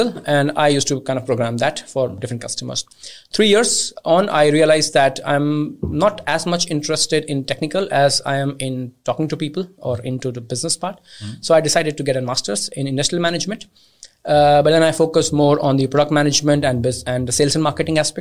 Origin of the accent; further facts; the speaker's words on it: India; I'm originally from India